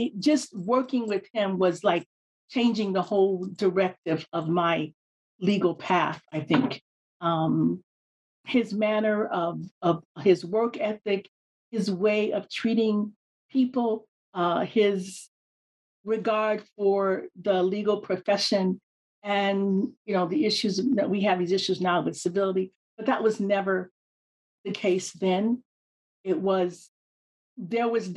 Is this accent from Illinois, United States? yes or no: yes; Chicago, Illinois, United States; moved away as an adult; now in Hawaii, United States; I grew up in Chicago